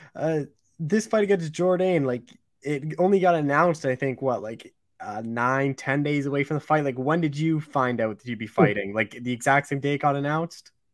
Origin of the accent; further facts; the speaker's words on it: Canada; I'm a Canadian